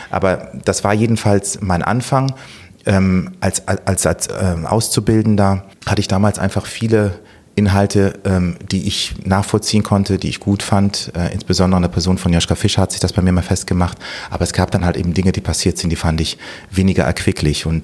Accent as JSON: {"language": "German", "town": "Bonn", "region": "North Rhine-Westphalia", "country": "Germany", "tie": "born or raised there", "said": "Ich komme ursprünglich aus Tansania. Meine Eltern waren Diplomaten. Bin infolgedessen in Bonn geboren, 1970 und ähm, war in den ersten Jahren immer exterritorial, wie man so schön sagt, hier in Deutschland."}